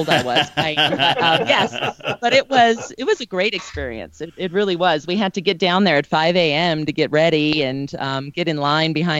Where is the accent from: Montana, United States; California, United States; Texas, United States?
California, United States; Fullerton; now in Denver, United States; I grew up in Orange County, right by Fullerton, okay. Anaheim, so right by Disneyland